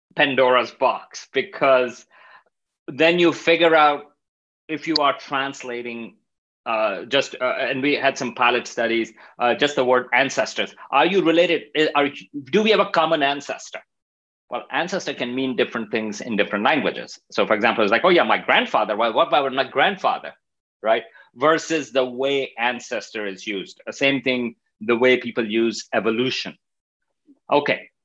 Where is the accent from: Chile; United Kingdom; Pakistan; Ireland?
Pakistan; moved away as an adult; also born or lived in Stony Brook, New York; I'm coming from Pakistan